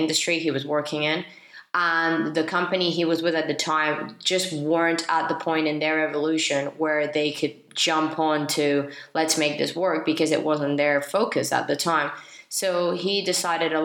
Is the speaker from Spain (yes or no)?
yes; Spain; I am from Spain